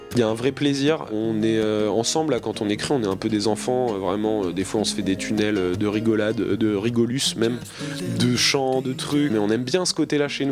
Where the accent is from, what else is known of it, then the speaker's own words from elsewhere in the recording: Normandy, France; je suis effectivement de Normandie